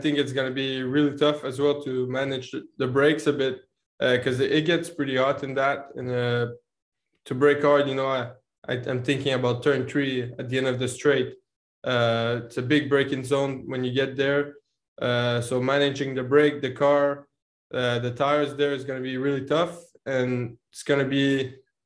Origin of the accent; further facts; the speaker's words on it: Canada; also born or lived in Montreal; being Canadian and living in Montreal